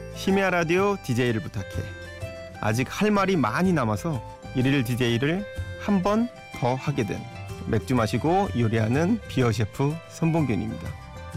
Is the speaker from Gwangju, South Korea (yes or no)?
no; Yeoju, Gyeonggi Province, South Korea; moved away; 제 고향 여주 친구 모임에